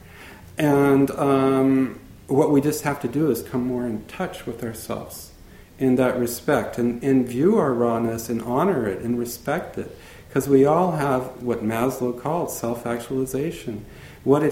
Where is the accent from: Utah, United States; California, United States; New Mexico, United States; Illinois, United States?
California, United States; Santa Monica; also born or lived in reservation (unspecified); I was born in Santa Monica, California